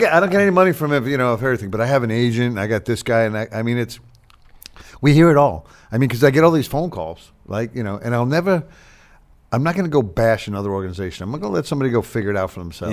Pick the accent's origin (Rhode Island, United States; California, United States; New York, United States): New York, United States; Long Island; now in Charlotte, United States; I grew up on Long Island